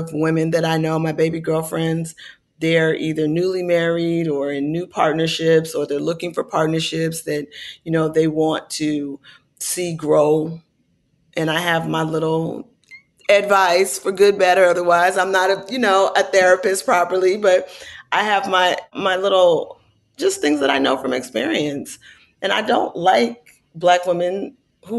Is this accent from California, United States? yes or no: yes; Oakland, California, United States; my hometown